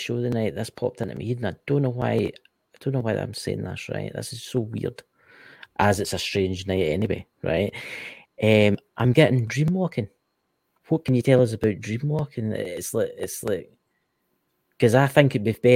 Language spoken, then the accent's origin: English; Scotland, United Kingdom; because I'm Scottish. Obviously, I was born in Scotland